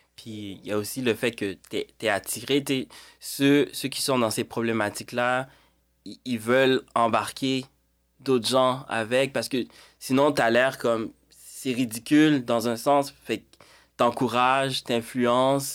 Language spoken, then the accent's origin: French; Montreal, Quebec, Canada; also born or lived in Haiti; en Haïti, grandi à Montréal